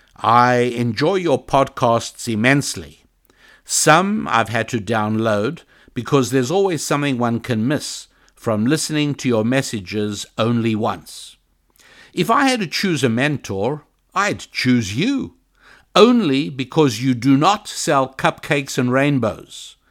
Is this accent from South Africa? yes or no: yes; South Africa; moved away; I was born in South Africa